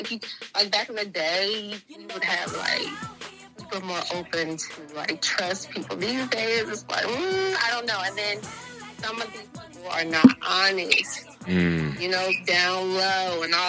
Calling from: Maryland, United States; It's the DMV area, but I'm calling from Maryland.

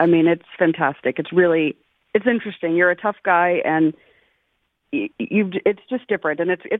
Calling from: Oklahoma, United States; I'm from Oklahoma.

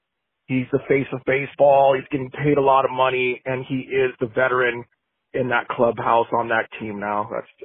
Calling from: West Covina, California, United States; I'm calling from West Covina.

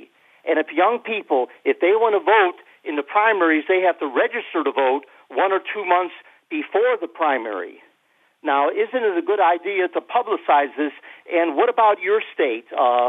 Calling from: Chicago, Illinois, United States; Oh, Congressman … from Chicago.

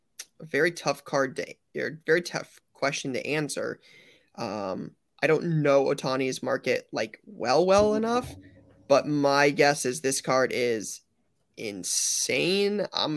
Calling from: Sweden; English is a second language; I'm traveling over from Sweden to be on my first national trip, looking forward to a lot of the experiences.

